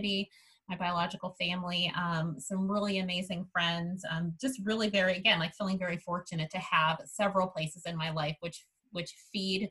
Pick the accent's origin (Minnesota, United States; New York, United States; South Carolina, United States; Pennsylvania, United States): Minnesota, United States; Minneapolis; also born or lived in Columbus, Ohio; I've been tied to Minneapolis since I was very young. I moved here from Columbus, Ohio, when I was about 6 years old